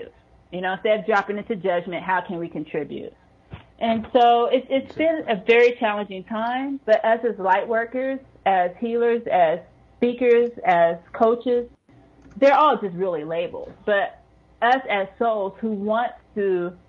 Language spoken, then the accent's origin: English; United States; now in Norway; I am an American living in Norway